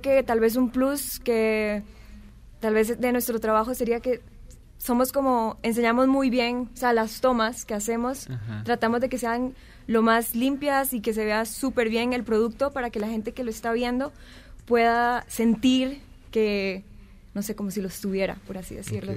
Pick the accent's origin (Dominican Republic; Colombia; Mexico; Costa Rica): Costa Rica; Lorenz y yo somos de Costa Rica, decimos siempre tenis